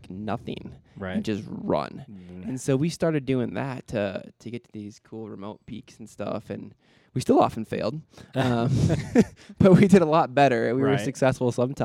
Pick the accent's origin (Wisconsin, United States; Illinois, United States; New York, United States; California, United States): Wisconsin, United States; Stoughton; moved away as an adult; now in Lander, United States; I grew up in Stoughton, Wisconsin